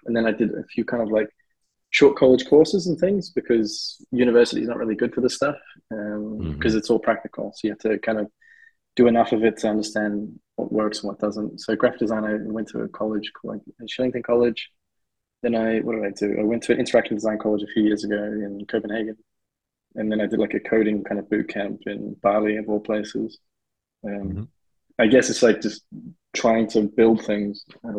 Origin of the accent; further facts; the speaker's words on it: South Africa; moved away; Basically, I'm South African and I've moved to a fair few countries